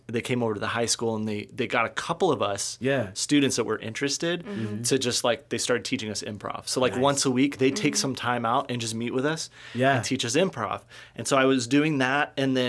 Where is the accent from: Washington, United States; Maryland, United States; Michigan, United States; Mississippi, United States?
Washington, United States; Walla Walla; also born or lived in Texas; I grew up in Walla Walla, Washington.